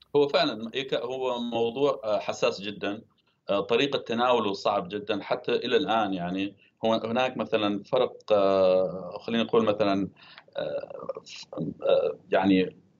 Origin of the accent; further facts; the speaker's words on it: Deir ez-Zor Governorate, Syria; كان في دير الزور في المحافظه التي انا ولدت فيها وكنت اتابعها آه، كسوري وكشخص من تلك المنطقه